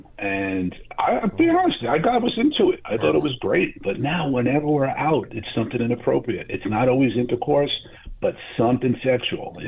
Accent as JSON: {"language": "English", "region": "East Coast", "country": "United States", "tie": "born or raised there", "moved": "yes", "said": "I grew up on the East Coast"}